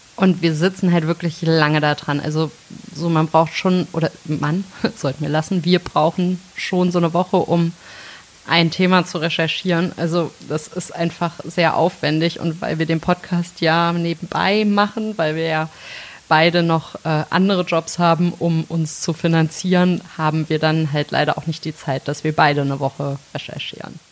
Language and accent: German; Melsungen, Hesse, Germany; ich komme aus äh, Nordhessen, aus Melsung, absolute Lokalpatriotin.